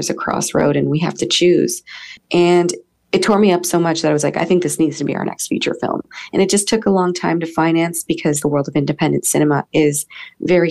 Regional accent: Niagara Falls, Ontario, Canada; my hometown or around my hometown

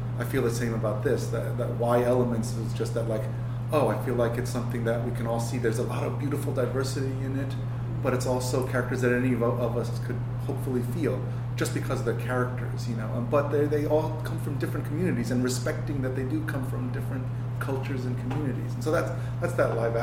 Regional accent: New York, United States; my upbringing in New York

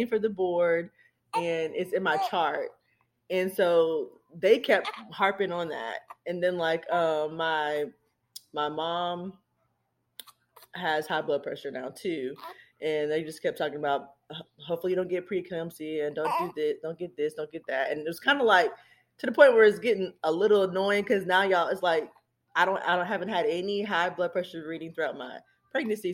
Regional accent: Charlotte, North Carolina, United States; moved away as an adult; now in South Carolina, United States; I was born and raised in Charlotte, North Carolina

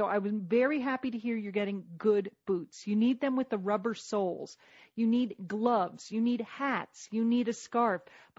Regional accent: New York, United States; We grew up

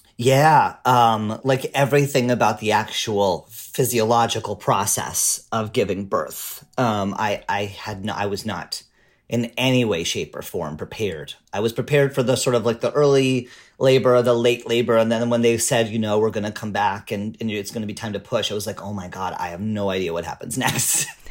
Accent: Canada; now in Portland, United States; I'm a Canadian immigrant to the U.S.

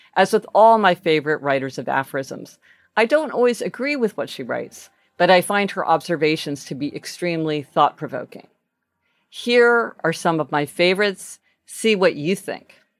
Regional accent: Kansas City, United States; when I was growing up in Kansas City, my school had the motto

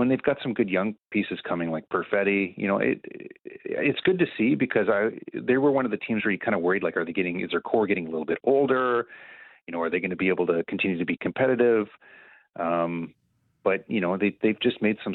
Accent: Western Canada, Canada; moved away; I grew up in Western Canada

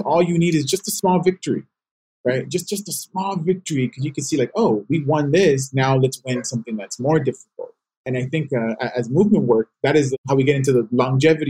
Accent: Los Angeles, California, United States; I grew up in South Central, but I went to school in Watts

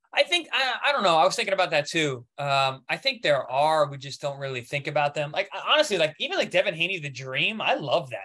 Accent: Long Island, New York, United States; I'm from Long Island, New York, and Queens, Flushing

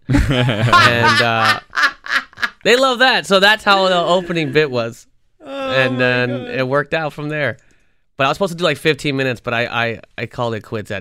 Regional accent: Toronto, Ontario, Canada; I grew up in Toronto

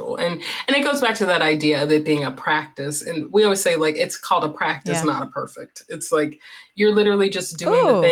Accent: North Carolina, United States; I'm from North Carolina. So growing up in the American South

